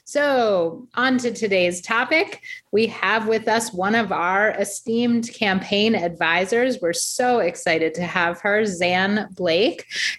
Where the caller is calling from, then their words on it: central New Jersey, United States; calling in from sunny central New Jersey.